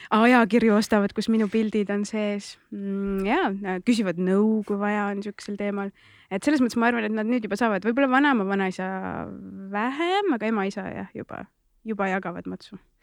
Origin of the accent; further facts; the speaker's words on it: Tallinn, Harju County, Estonia; olen üles kasvanud Nõmmel, no laagris seal